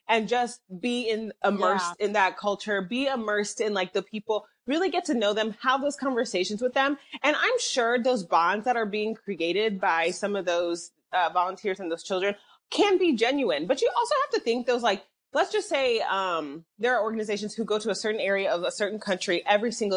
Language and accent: English; Nigeria; I'm Nigerian